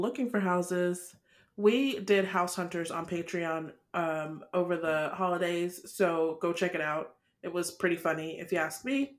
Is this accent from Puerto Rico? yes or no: no; Nigeria; we're Nigerian